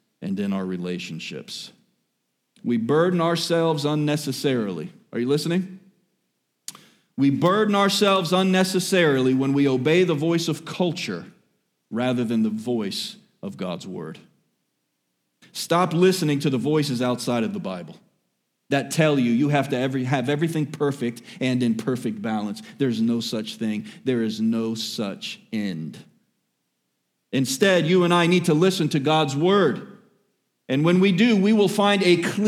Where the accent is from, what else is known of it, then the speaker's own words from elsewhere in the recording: Miami, Florida, United States; born and raised in Miami